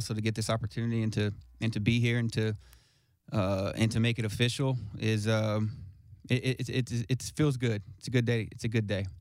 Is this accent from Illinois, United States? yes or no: no; Smyrna, Tennessee, United States; I'm from Smyrna, Smyrna, Tennessee